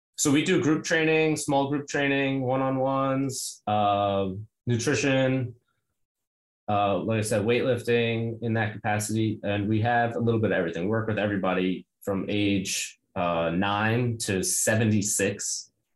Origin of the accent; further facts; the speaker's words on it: New York City, New York, United States; I'm from Brooklyn